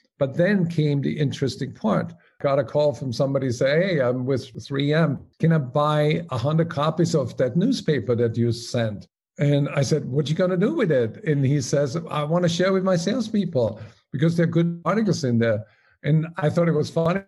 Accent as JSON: {"language": "English", "region": "Salzburg", "country": "Austria", "also_born_or_lived": "Paris, France", "moved": "as an adult", "said": "As you may recognize by my name and my accent, I'm originally from Omaha. No, it's Salzburg, Austria."}